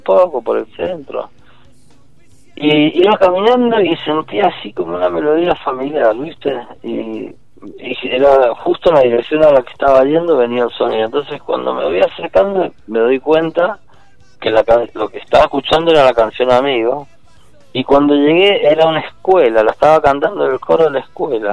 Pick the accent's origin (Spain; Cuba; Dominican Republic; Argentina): Argentina; Mendoza; moved away as an adult; also born or lived in Mexico; yo soy mendocino de pura cepa